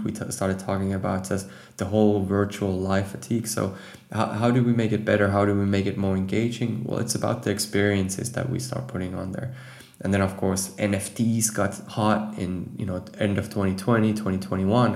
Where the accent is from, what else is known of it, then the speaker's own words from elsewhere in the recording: Finland; moved away as an adult; now in Amsterdam, Netherlands; I'm actually from Finland